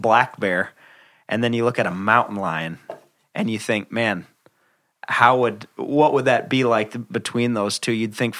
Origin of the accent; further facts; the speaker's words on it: Midwest, United States; as a Midwesterner